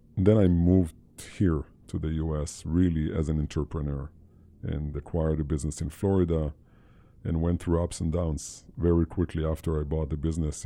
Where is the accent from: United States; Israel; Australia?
Israel; I, born and raised in Israel